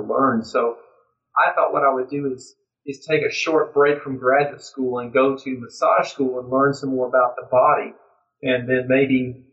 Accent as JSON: {"language": "English", "region": "Georgia", "country": "United States", "accent": "southern", "said": "I am from Georgia. It's my southern accent."}